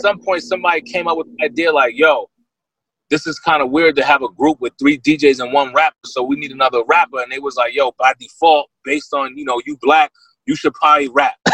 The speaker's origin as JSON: {"language": "English", "town": "Yonkers", "region": "New York", "country": "United States", "tie": "born or raised there", "moved": "yes", "lives_now": "California, United States", "said": "I'm from Yonkers, New York. Born in New York City, raised in Yonkers."}